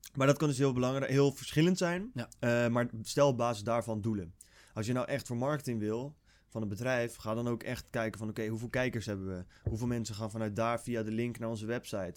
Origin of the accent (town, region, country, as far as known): Netherlands